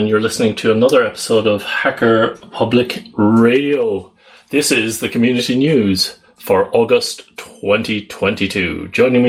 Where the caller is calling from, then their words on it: Netherlands; I'm calling in from the Netherlands.